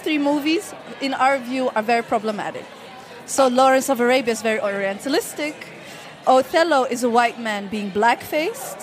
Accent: Netherlands; I'm Dutch Moroccan. I was born and raised here.

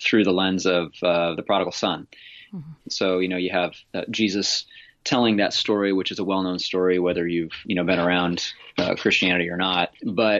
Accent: Central Kansas, United States; also born or lived in Tulsa, Oklahoma; now in Olympia, Washington, United States; I grew up in Central Kansas

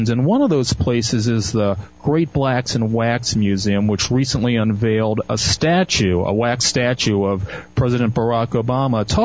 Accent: Baltimore, Maryland, United States; my hometown of Baltimore

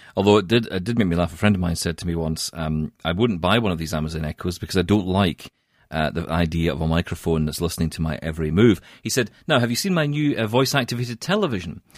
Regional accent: Scotland, United Kingdom; now in Canada; I am Scottish

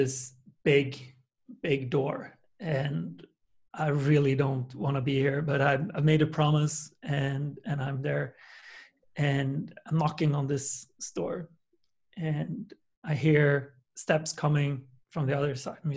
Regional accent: Sweden; I'm from a small town in Sweden with 125,000 people.

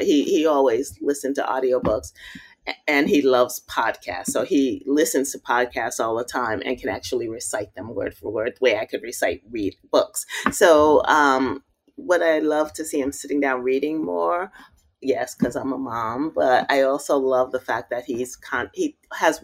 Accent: New York City, New York, United States; also born or lived in Ohio / South Carolina / Park Slope, Brooklyn; my block Madison Street, where I grew up in Bushwick

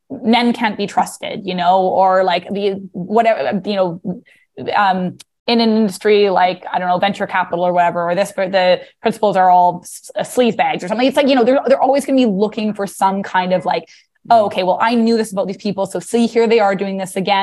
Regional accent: British Columbia, Canada; moved away as an adult; now in New York, United States; I'm originally from British Columbia.

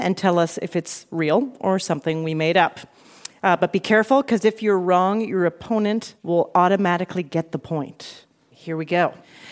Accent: Canada; now in New York, United States; I have Canadian relatives. I'm from Canada.

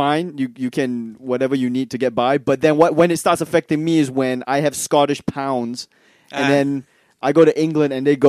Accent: Malaysia; also born or lived in New Hampshire, United States; now in Melbourne, Australia; I'm from Malaysia.

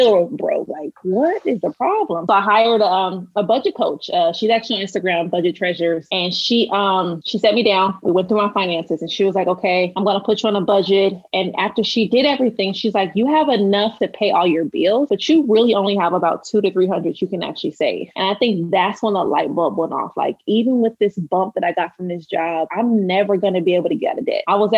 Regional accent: Los Angeles, California, United States; I'm from South Central, but if you want to narrow that down, I'm from Watts

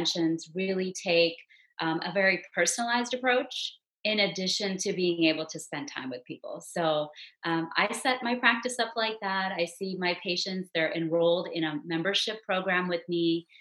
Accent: Houston, Texas, United States; now in Frisco, United States; I grew up in the Houston area

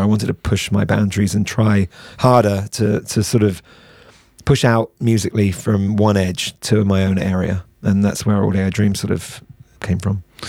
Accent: United Kingdom; we're British

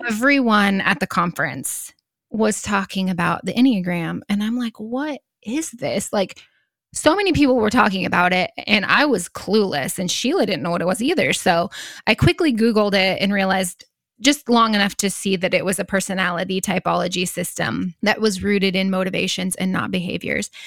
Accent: Northeast Nebraska, United States; also born or lived in Sand Hills, Nebraska; I grew up in Northeast Nebraska, but I currently live in the Sand Hills

